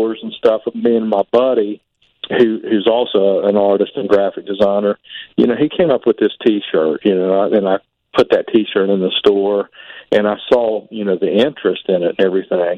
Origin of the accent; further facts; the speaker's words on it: Point Pleasant, West Virginia, United States; Well, I'm from Point Pleasant, West Virginia. You know, that's the home of the Mothman, pretty much. Born and raised there